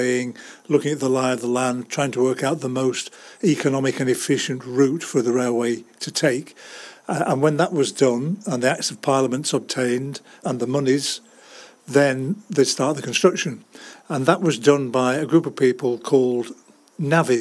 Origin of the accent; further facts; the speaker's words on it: Lancashire, North West England, United Kingdom; moved away as an adult; also born or lived in Deep South / Leeds; now in Cumbria, United Kingdom; I was actually born in the Deep South, but I only stayed there for 6 months, so didn't get much of an accent. And then I did most of my growing up in Lancashire.